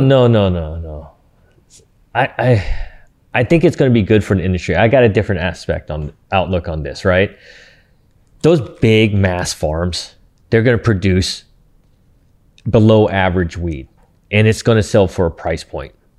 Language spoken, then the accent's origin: English; Santa Ana, California, United States; I'm from Santa Ana